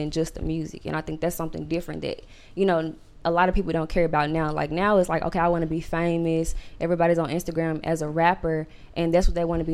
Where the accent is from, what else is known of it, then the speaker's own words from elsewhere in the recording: Memphis, Tennessee, United States; I'm from Memphis. I'm not from Murfreesboro.